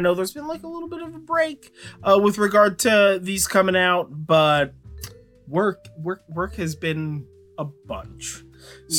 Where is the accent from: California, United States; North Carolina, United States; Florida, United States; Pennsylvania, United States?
California, United States; I'm from California.